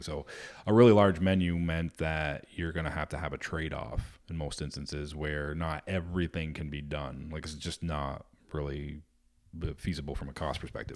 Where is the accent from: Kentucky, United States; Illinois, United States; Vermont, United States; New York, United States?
Vermont, United States; I grew up in Vermont